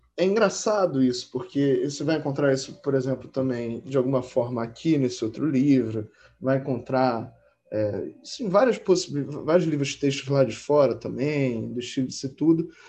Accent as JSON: {"language": "Portuguese", "region": "Rio de Janeiro", "country": "Brazil", "tie": "born or raised there", "said": "Eu, por exemplo, nasci no Hospital Marcílio Dias, que é um hospital público ali no Lins, aqui no Rio de Janeiro"}